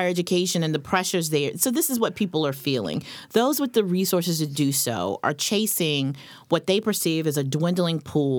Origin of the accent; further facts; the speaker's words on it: North Carolina, United States; I'm from North Carolina.